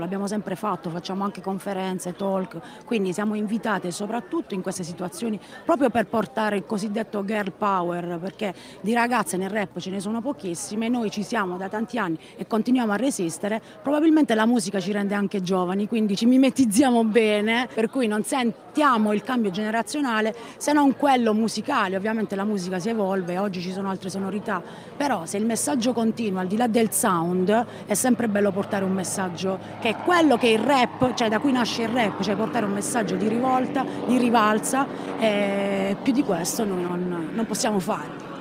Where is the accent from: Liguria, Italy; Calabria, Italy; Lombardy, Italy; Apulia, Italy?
Apulia, Italy; Taranto; also born or lived in Bari; vengo da Taranto